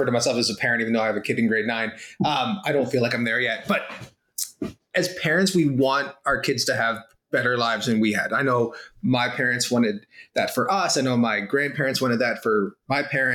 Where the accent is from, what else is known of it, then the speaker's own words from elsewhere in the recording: South Florida, United States; moved away as an adult; also born or lived in Dublin, Ireland / Waterloo Region, Canada; now in Kitchener, Canada; I was born in Dublin, Ireland. Long time ago, and my family emigrated to the States, to Florida. And so from kindergarten through university and for a few years after that, I lived in South Florida